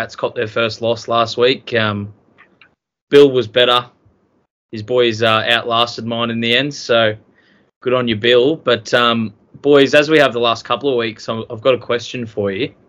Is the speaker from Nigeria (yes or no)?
no; Australia; being Australian